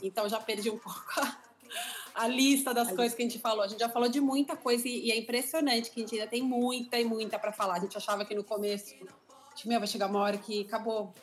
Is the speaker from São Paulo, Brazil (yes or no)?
yes; São Paulo, Brazil; moved away as an adult; now in London, United Kingdom; A gente morou no mesmo prédio em São Paulo